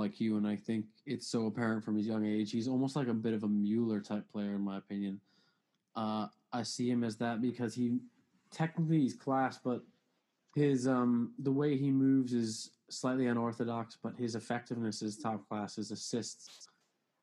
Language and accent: English; United States; as an American